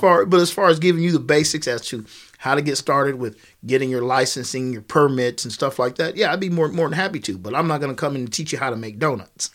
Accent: Kansas, United States; I'm, I'm from Kansas

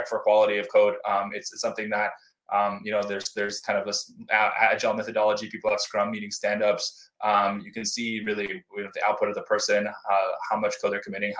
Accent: United States; as an American

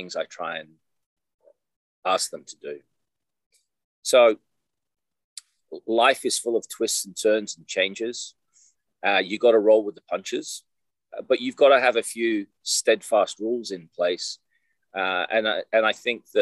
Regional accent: Australia; also born or lived in England; now in Iowa, United States; We emigrated to Australia in 1975. I was almost 10-year-old

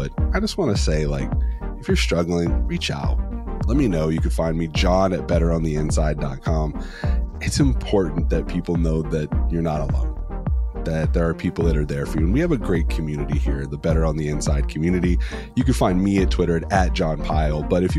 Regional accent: California, United States; I am from Southern California.

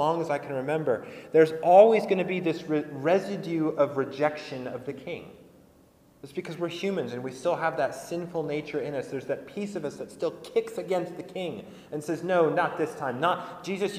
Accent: United States; in America, we've sort of built our political identity about this

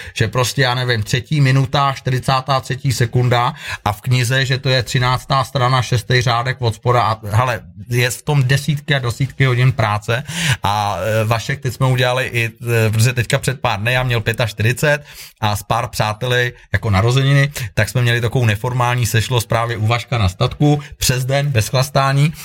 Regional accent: Prague, Czechia; moved away as an adult; also born or lived in Thailand / Peru / England / Sweden; now in Kokořínsko, Czech Republic; já jsem sice rodilý Pražák

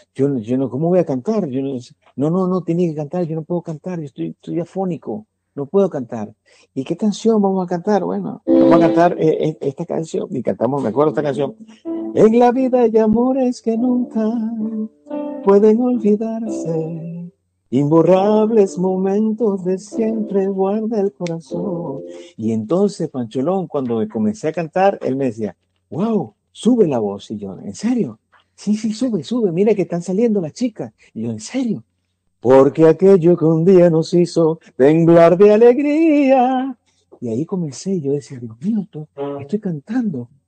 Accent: Venezuela; now in United States; estando en Venezuela, yo tengo un profesor llamado José Antonio Oliveira. Cuando estábamos en bachillerato

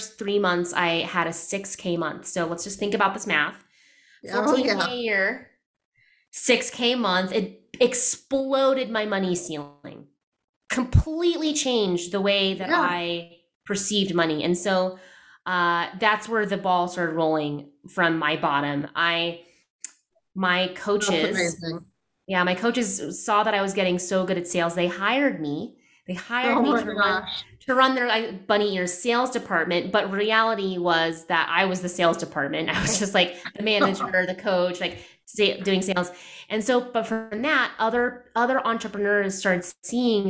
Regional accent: United States; I'm Filipino American. I'm first generation

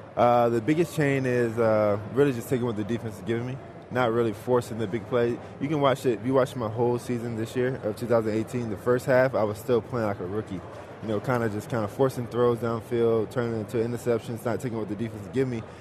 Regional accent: Georgia, United States; my home state, Georgia

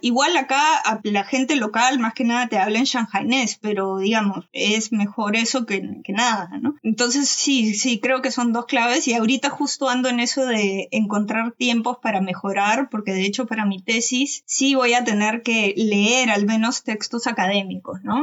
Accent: Peru; also born or lived in Malaysia; cuando volvimos a Perú

